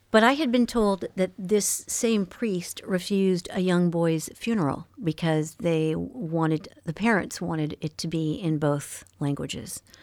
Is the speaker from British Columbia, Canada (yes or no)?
no; Montreal, Quebec, Canada; born or raised there; first language French; English is a second language